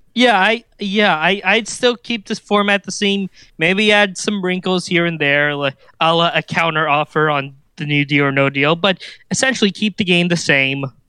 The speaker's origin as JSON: {"language": "English", "town": "Kansas City", "region": "Missouri", "country": "United States", "tie": "born or raised there", "said": "Worlds of Fun because, uh, that's my hometown park."}